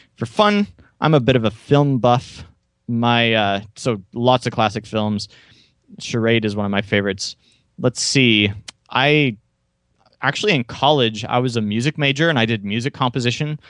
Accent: Tulsa, Oklahoma, United States; I was born and raised near Tulsa, Oklahoma

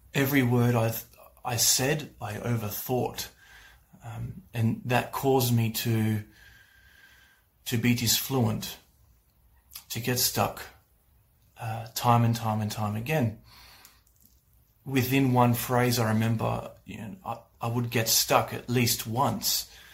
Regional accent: Australia; I'm from Australia

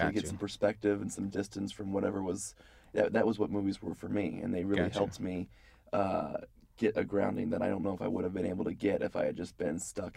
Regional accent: Dallas, Texas, United States; moved away as an adult; now in Los Angeles, United States; I originally grew up in Dallas, Texas

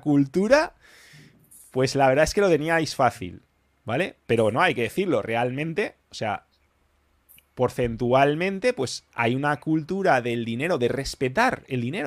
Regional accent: Spain; yo soy español

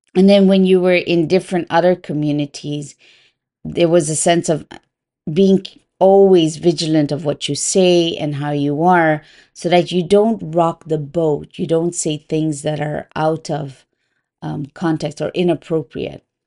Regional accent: Curaçao; I was raised in an island called Curaçao. It belongs to the Dutch kingdom.

